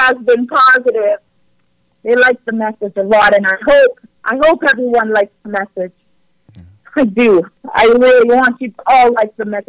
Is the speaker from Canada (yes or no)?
yes; Canada; It's awesome being Canadian. It's awesome being a Canadian, and I'm proud to be, you know, a part of this country